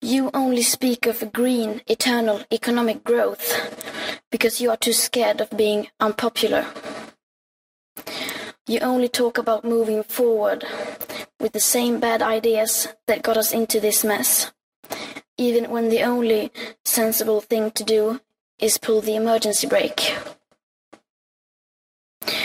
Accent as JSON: {"language": "English", "country": "Sweden", "said": "I am 15 years old and I'm from Sweden"}